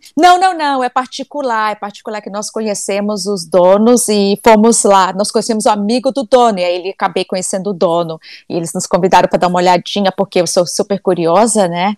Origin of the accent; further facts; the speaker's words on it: Brasília, Federal District, Brazil; now in United States; Eu sou nascida em Brasília, sou de Brasília. Então a gente cresceu ali na rua, numa cidade satélite